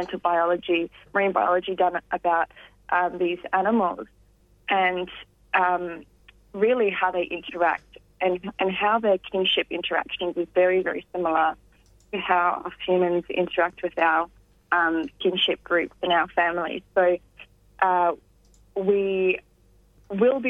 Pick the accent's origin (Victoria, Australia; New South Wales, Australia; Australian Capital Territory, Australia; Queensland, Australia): Victoria, Australia; Gippsland; I grew up in Gippsland